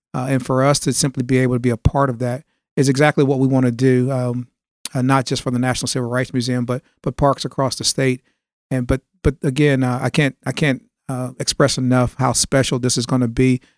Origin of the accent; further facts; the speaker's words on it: Bolivar, Tennessee, United States; moved away as an adult; now in Memphis, United States; I'm from West Tennessee. I grew up in a a small town, uh, Hardman County, Bolivar, Tennessee